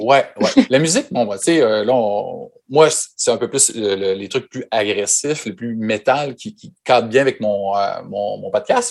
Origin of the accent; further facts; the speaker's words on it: Quebec, Canada; nous, au Québec